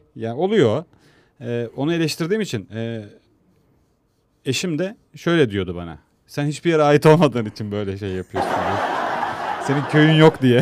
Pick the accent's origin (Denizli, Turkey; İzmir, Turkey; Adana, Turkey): İzmir, Turkey; also born or lived in Ankara / Istanbul; bu üçgende büyüdüm. E, esası İzmir. İzmir'de çok büyüdüm.